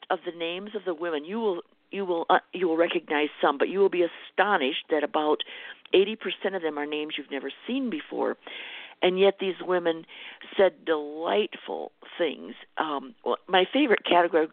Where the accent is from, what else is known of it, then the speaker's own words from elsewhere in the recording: Minnesota, United States; I was from Minnesota